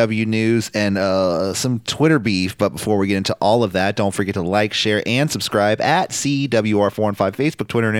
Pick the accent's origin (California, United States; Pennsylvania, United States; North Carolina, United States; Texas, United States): California, United States; San Francisco; Everybody affiliated with the show is all born and raised in San Francisco. Me, you